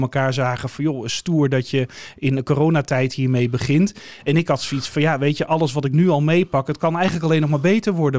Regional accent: Breezand, North Holland, Netherlands; now in Alkmaar, Netherlands; Ik ben er niet geboren, ik ben er opgegroeid. Vanaf mijn uh, anderhalf of zo eh, wonen we daar

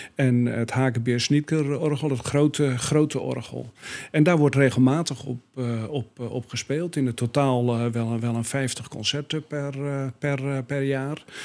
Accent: Breezand, North Holland, Netherlands; moved away as an adult; now in Alkmaar, Netherlands; van oorsprong kom ik uit de kop van Noord-Holland, nabij Den Helder, uit het mooie dorp Brezand, bekend eh, om de bloembollen

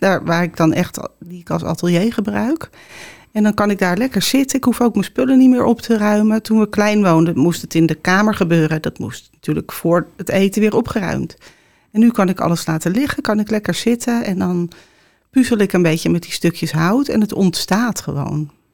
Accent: Heerhugowaard, North Holland, Netherlands; also born or lived in Amsterdam / Obdam; mijn opa zat altijd langs de waterkant te vissen in Herengewaard, waar ik vandaan kom

